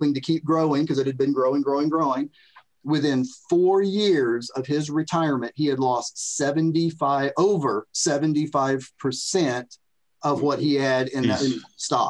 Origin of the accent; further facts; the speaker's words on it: Florida, United States; moved away as an adult; now in Tennessee, United States; I'm from Florida